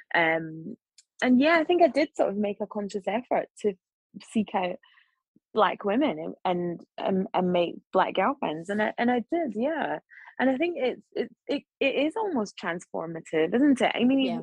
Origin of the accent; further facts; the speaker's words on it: Scotland, United Kingdom; accent: Scottish; moved away; I was sort of just a black journalist with a Scottish accent